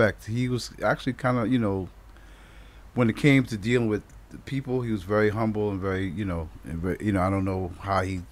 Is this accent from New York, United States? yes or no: yes; New York City, New York, United States; I grew up in Brooklyn, but I have family. In Queens